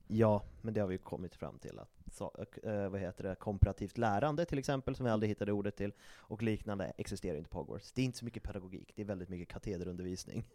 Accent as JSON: {"language": "Swedish", "country": "Sweden", "said": "vi är svenskar"}